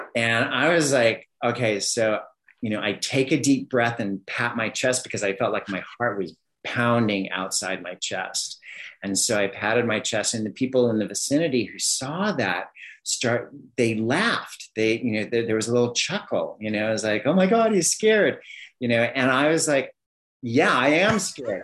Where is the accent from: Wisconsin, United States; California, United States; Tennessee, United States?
California, United States; Southern; moved away as an adult; also born or lived in Miami; I grew up in Southern California